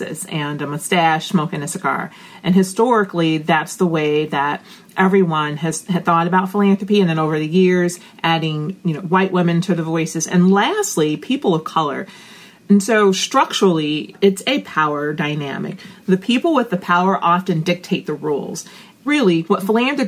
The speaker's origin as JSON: {"language": "English", "town": "Chicago", "region": "Illinois", "country": "United States", "said": "I am a girl from the South Side of Chicago"}